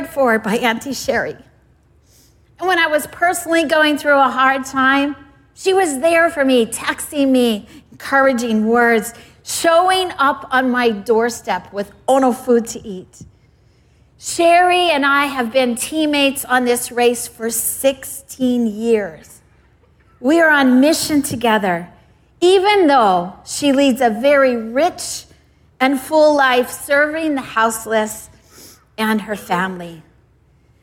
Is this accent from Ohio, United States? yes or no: no; Hawaii, United States; I was from Hawaii.